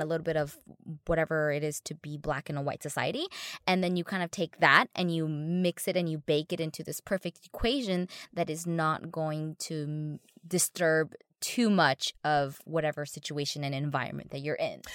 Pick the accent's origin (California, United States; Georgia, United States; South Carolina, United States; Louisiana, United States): California, United States; San Gabriel Valley; my norm growing up in the San Gabriel Valley was to be very academic